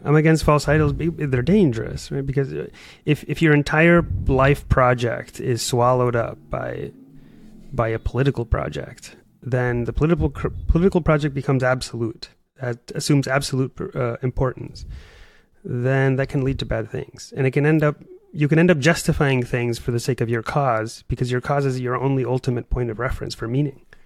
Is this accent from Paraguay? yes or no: yes; Paraguay; now in United States; I'm from Paraguay, South America